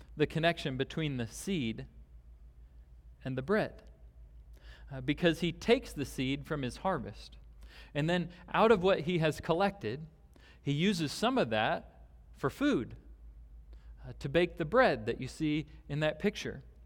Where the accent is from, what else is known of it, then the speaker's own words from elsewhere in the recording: Omaha, Nebraska, United States; I grew up in Nebraska, and, uh, we would drive out, I grew up in a larger city in Omaha